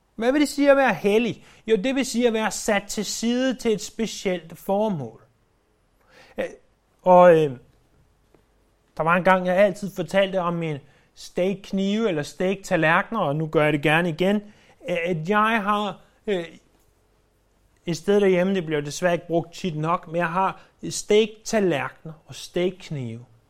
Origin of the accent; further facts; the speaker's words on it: Denmark; os som danskere